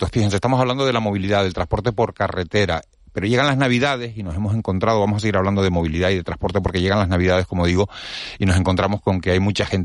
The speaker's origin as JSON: {"language": "Spanish", "region": "Canary Islands", "country": "Spain", "said": "tenemos los canarios"}